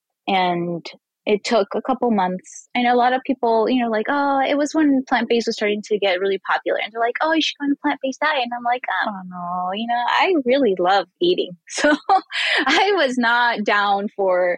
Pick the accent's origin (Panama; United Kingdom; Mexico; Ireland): Mexico; northern Mexico; moved away as an adult; now in United States; I'm Mexican myself. I was born in Mexico, but I've lived in the United States, I think more than like 12 years now. So I've been here for a while. And I grew up on the border of Texas and Mexico.